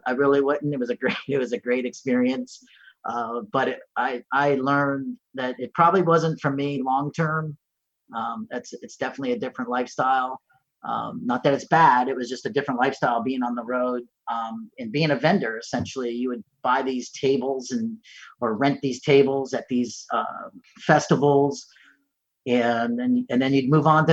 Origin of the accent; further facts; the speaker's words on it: Palm Beach County, Florida, United States; also born or lived in New York; I grew up here locally in Palm Beach County